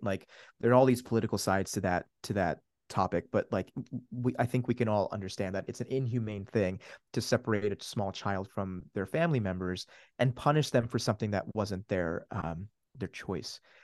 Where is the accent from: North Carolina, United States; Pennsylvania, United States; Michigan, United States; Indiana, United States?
Pennsylvania, United States; Downingtown; also born or lived in Switzerland / New Jersey; Downingtown, Pennsylvania is where I would call home